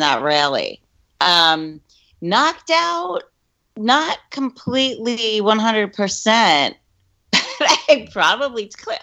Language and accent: English; Michigan, United States; moved away; also born or lived in Florida; when I was growing up in Michigan